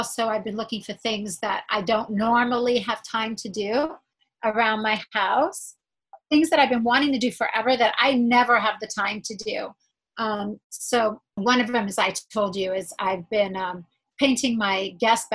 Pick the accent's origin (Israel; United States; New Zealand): Israel; moved away; I was born in Israel.